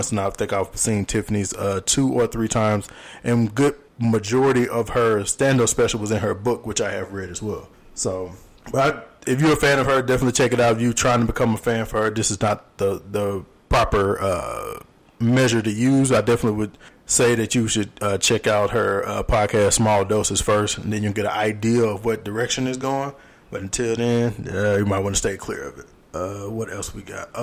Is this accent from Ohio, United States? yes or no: no; Louisiana, United States; Growing up in Louisiana